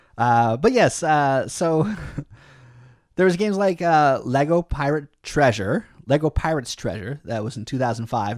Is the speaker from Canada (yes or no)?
yes; Canada; you and me, we're Canadian